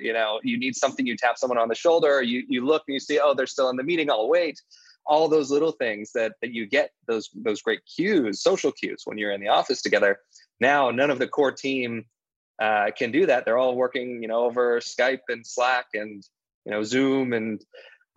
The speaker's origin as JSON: {"language": "English", "region": "Idaho", "country": "United States", "tie": "born or raised there", "also_born_or_lived": "Latin America", "moved": "yes", "lives_now": "New York City, United States", "said": "I am from Idaho."}